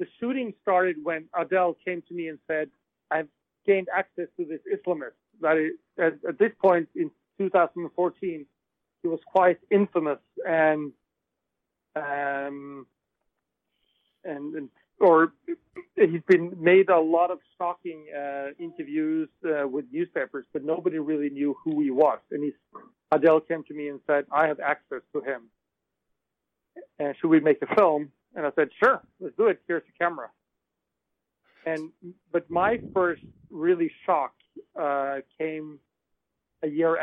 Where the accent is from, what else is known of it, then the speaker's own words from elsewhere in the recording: Norway; I am a Norwegian filmmaker